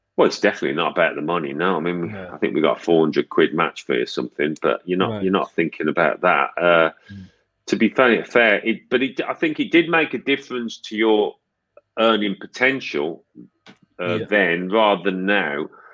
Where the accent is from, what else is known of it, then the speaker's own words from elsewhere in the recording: Birmingham, West Midlands, United Kingdom; I'm from Birmingham.